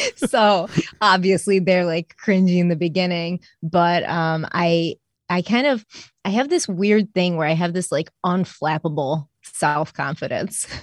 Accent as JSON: {"language": "English", "town": "Rochester", "region": "New York", "country": "United States", "tie": "born or raised there", "said": "I was born in, uh, Rochester, New York."}